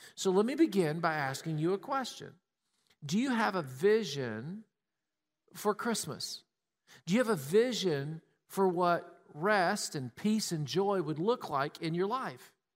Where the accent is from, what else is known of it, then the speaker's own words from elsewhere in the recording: Tennessee, United States; We grew up in Tennessee.